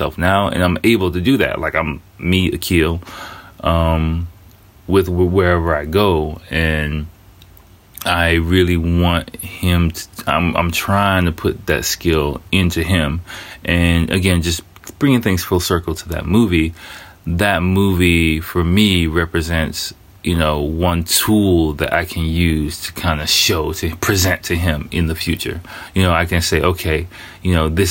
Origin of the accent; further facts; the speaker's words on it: United States; now in Japan; I'm a first generation American. So I grew up in kind of a little bit of a similar environment in a way where I was surrounded. I grew up in America